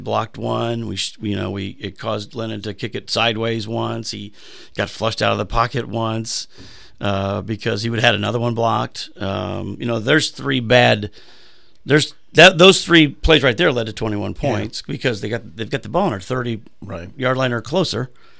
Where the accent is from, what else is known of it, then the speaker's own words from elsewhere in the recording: Mishawaka, Indiana, United States; as a kid growing up in Mishawaka, Indiana, or as a Navy brat with a man that was in the Navy, and we moved around like I did as a kid.